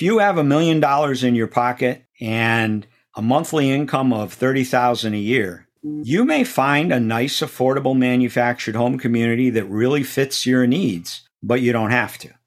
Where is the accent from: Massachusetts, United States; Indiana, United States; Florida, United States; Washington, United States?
Massachusetts, United States; Auburn; moved away; growing up in Auburn, Massachusetts.